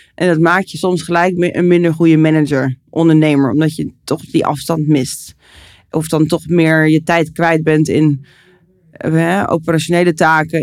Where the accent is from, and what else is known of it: Netherlands